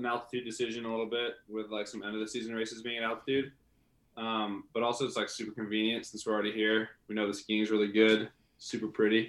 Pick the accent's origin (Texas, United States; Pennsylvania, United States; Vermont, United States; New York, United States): Vermont, United States; From Vermont, ski for the UVM ski team.